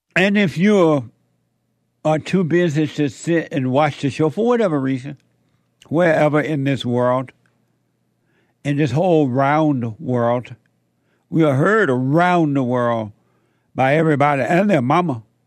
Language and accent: English; Alabama, United States; now in Los Angeles, United States; growing up in Alabama on that plantation